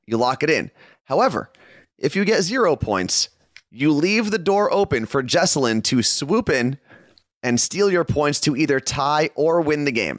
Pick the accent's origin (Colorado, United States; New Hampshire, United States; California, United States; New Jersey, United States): New Jersey, United States; my home state of New Jersey